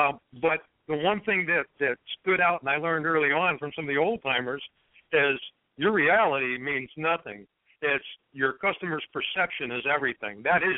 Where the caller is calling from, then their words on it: Detroit, Michigan, United States; I'm calling from the Detroit metro area here in Michigan.